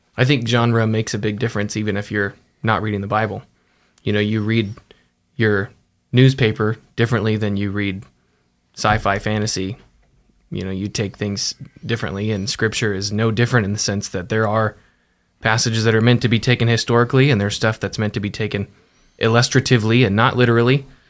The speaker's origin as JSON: {"language": "English", "town": "Mountain Home", "region": "Idaho", "country": "United States", "tie": "born or raised there", "also_born_or_lived": "Southern California / Caldwell, Idaho", "said": "I grew up in Idaho in Mountain Home, and I moved to Southern California for two years"}